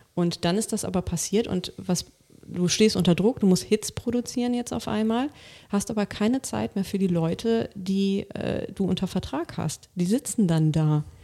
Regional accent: Rhineland, Germany; ich komme ja aus dem Rheinland

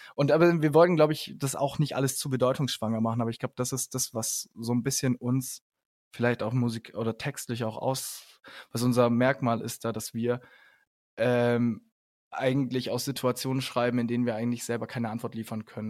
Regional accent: Ulm, Baden-Württemberg, Germany; wir kommen aus Ulm

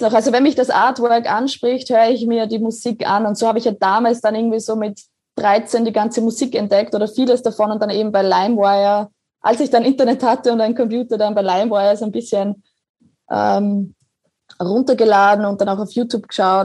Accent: Grodnau, Burgenland, Austria; also born or lived in Oberwart; now in Vienna, Austria; mein Elternhaus, also wo ich aufgewachsen bin, ist genau zwischen den zwei Kirchtürmen

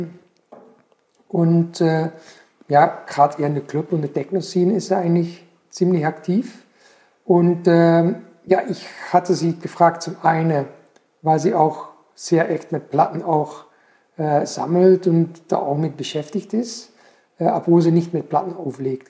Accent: Belgian coast, Flanders, Belgium; now in Pforzheim, Germany; ich bin am, in Belgien am Meer aufgewachsen

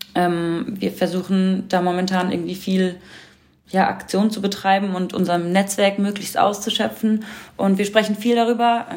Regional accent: Berlin, Germany; Ich bin hier in Deutschland aufgewachsen und geboren

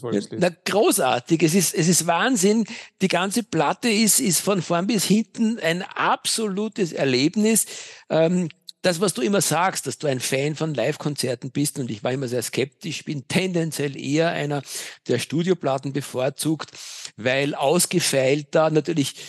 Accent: Vienna, Austria; Ich bin ein echter Wiener.

